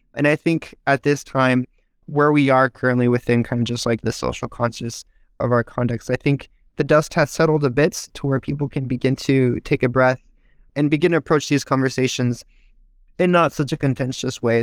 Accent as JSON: {"language": "English", "town": "Visalia", "region": "California", "country": "United States", "tie": "born or raised there", "said": "I was born here in the United States in Visalia, California. It's about an hour's north of Bakersfield, if you're familiar. It's kind of the Central Valley area"}